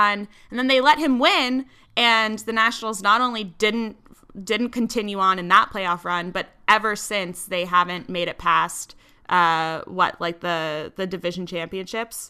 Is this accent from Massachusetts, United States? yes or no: yes; Massachusetts, United States; I'm also from Massachusetts